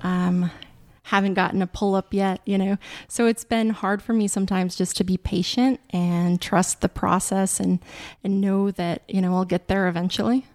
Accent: Wolf Point, Montana, United States; now in Kensington, United States; I grew up in Wolf Point, Montana, which is a very small town, about twenty-five hundred people

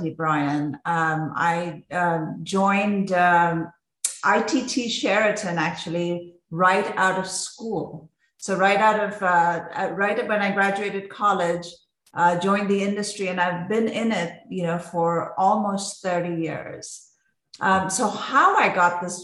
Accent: Mumbai, Maharashtra, India; I grew up in Mumbai, India

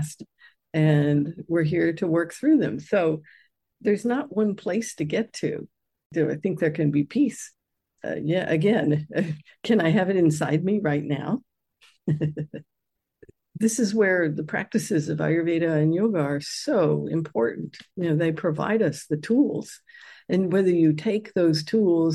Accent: United States; I grew up in the United States

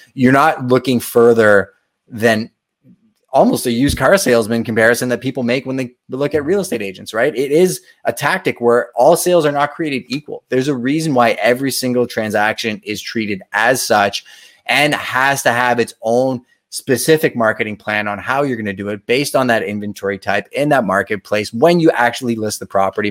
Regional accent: Montreal, Quebec, Canada; I'm from Montreal

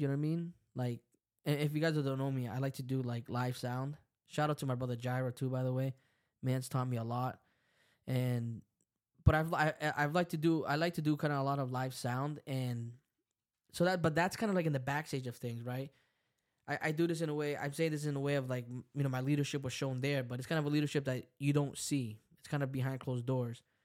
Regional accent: El Salvador; I'm from El Salvador. I speak Spanish.

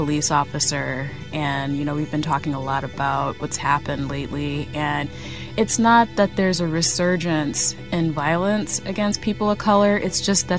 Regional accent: Midwest, United States; I'm African American, and I'm from the Midwest.

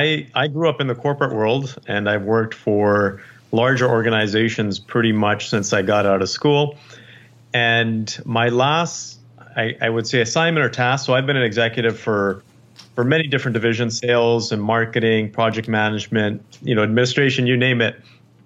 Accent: Canada; born there; Actually, I was born

